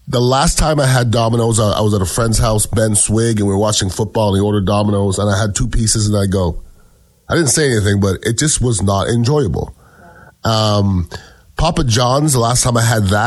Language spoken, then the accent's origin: English; Montreal, Quebec, Canada; I'm from Montreal, Canada